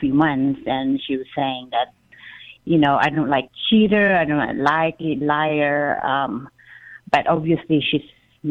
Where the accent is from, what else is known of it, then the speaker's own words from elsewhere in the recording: Philippines; now in Virginia, United States; I'm here in the U.S., but I'm from the Philippines originally. I've been here a long time, almost 30 years.